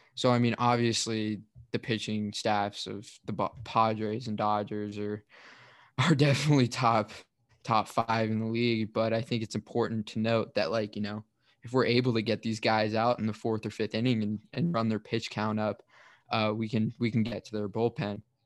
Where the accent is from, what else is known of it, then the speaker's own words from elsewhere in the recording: Redwood City, California, United States; I'm from Redwood City as well